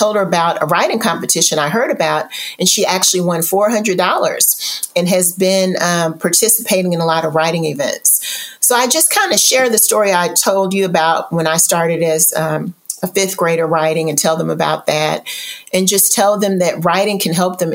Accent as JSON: {"language": "English", "town": "Louisville", "region": "Kentucky", "country": "United States", "moved": "yes", "lives_now": "Houston, United States", "said": "I'm originally from Louisville, Kentucky, and my family never traveled."}